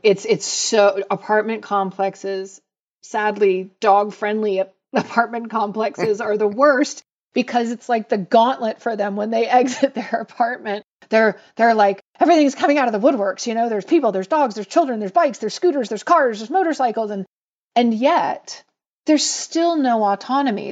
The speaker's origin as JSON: {"language": "English", "town": "Atlanta", "region": "Georgia", "country": "United States", "tie": "born or raised there", "said": "I grew up in Atlanta in the seventies and eighties"}